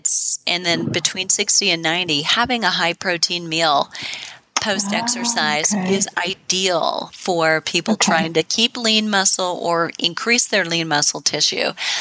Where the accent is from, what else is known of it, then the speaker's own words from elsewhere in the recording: Midwest, United States; I'm from the Midwest